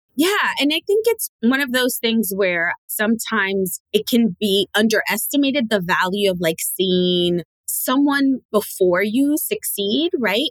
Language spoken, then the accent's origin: English; New York City, New York, United States; I am born and raised in New York City and actually raised in the poorest borough in New York City, which is the Bronx